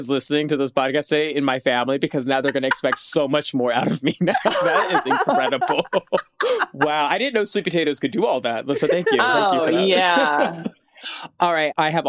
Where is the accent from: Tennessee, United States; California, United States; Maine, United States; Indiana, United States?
Tennessee, United States; I'm also from the South Tennessee